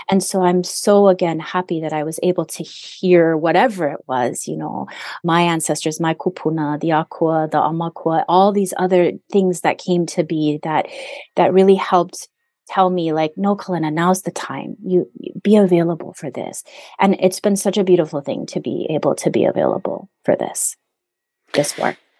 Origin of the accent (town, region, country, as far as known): Hawaii, United States; now in Southern California, United States